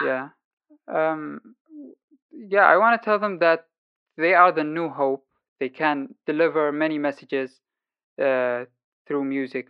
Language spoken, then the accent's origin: English; Sana'a, Amanat Al Asimah, Yemen; moved away as an adult; now in Germany; lived my whole life in Yemen, Sana'a, the capital city. And uh, five years ago, I left the country after the war outbreak